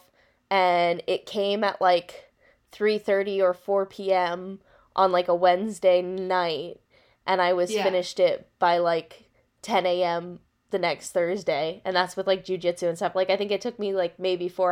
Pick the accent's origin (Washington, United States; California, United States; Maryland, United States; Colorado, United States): Maryland, United States; I'm from Maryland too